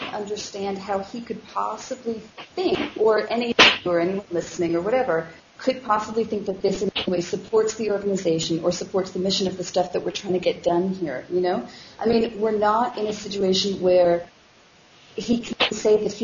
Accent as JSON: {"language": "English", "country": "Canada", "said": "I am Canadian"}